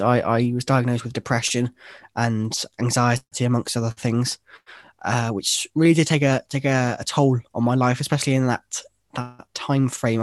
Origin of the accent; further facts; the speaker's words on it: Worcester, West Midlands, United Kingdom; originally, I'm from a, a city, uh, in, in England called, called Worcester.